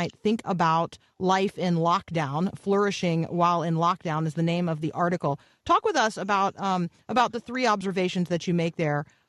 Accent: United States; born there; I was born in the United States of America, and I have a sense of calling to continue to serve here

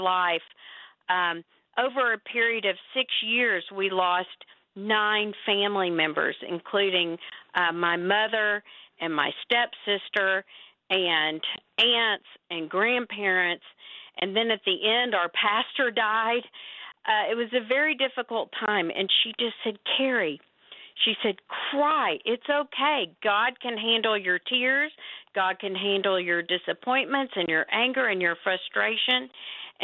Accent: Texas, United States; also born or lived in Oklahoma; I was born in Oklahoma, born there and grew up in Texas.

